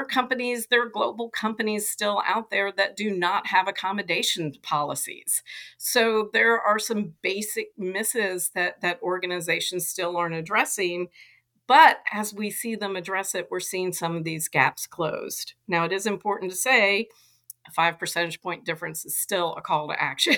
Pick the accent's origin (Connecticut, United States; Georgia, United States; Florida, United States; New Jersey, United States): Georgia, United States; Atlanta; I grew up in Atlanta